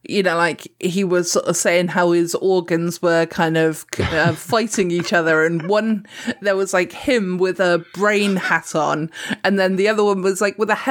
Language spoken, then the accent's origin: English; Dorset, South West England, United Kingdom; accent: Dorset; we're both from Dorset